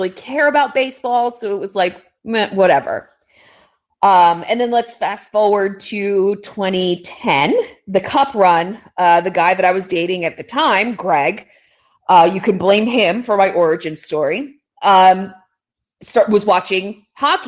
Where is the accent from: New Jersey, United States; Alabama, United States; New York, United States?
New Jersey, United States; I grew up in North Jersey